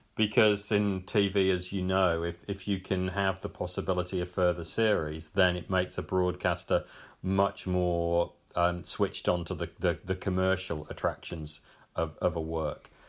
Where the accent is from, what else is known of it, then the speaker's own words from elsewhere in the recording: Cannock, West Midlands, United Kingdom; also born or lived in Birmingham; I grew up in Cannock, which is just a few miles, uh, a, away on the edge of the black country.